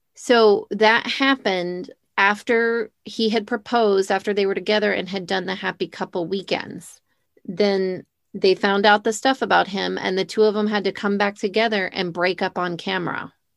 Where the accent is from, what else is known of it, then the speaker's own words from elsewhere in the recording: United States; growing up in America